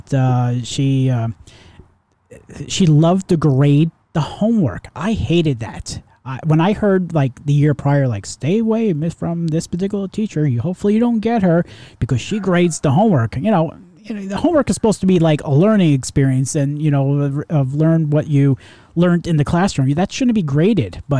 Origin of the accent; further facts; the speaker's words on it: Long Island, New York, United States; we're both from New York. Maybe it wasn't upstate New York, but mine was out in Long Island